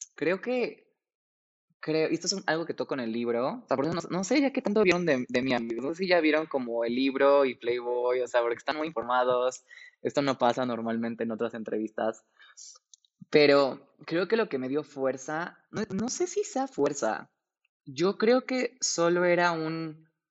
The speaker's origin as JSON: {"language": "Spanish", "region": "Mexico City", "country": "Mexico", "said": "tengo 28 años, soy de la Ciudad de México"}